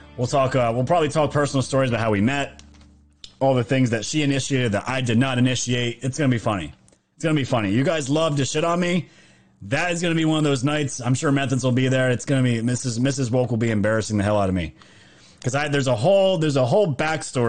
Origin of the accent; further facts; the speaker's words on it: New York, United States; I'm from New York.